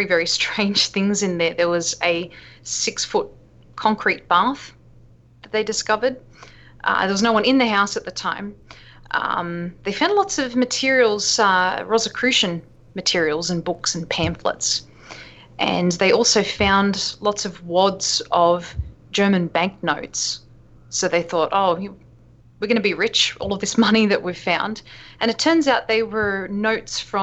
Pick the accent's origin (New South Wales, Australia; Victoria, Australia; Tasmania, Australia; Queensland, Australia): New South Wales, Australia; Sydney; now in United States; I found growing up in Australia